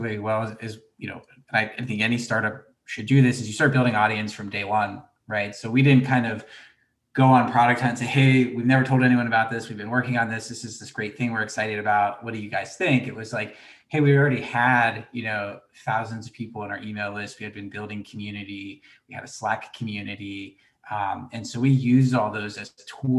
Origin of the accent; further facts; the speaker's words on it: Gainesville, Florida, United States; moved away; I grew up in Gainesville, Florida